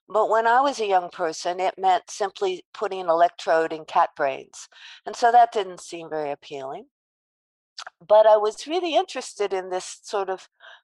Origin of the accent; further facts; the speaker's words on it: Los Angeles, California, United States; accent: New York; since I think I have a New York accent at this point, that I was born in Los Angeles and I am a beach girl as a young person.